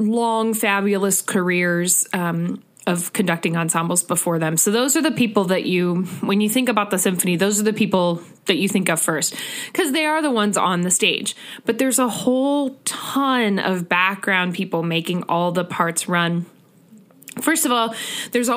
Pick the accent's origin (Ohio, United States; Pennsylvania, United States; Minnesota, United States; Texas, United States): Ohio, United States; Northeast; I am originally from the Northeast Ohio area